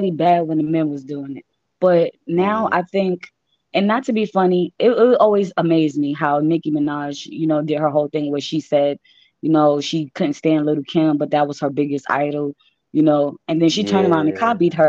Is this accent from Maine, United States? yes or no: no; New York City, New York, United States; I was actually raised in Bay Area Projects in Queens of New York